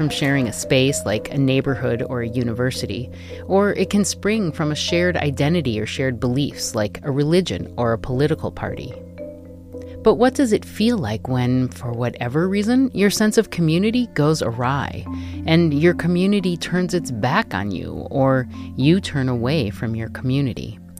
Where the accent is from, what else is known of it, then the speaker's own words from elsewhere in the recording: Minnesota, United States; now in Baltimore, United States; I'm a woman, I'm Jewish, I'm white, I'm Minnesotan, but also a Baltimorean.